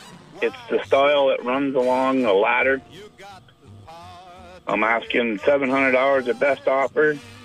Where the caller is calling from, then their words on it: Morgan, Vermont, United States; …, and I'm calling from Morgan, Vermont.